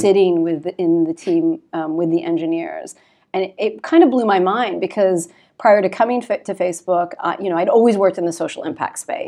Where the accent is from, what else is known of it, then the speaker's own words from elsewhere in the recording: Canada; moved away as an adult; now in London, United Kingdom; I'm Canadian, and, um, I started my career in Canada